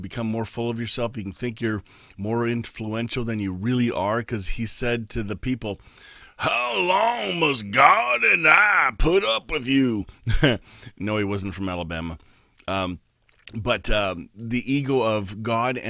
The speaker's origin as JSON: {"language": "English", "country": "Canada", "said": "We're Canadian"}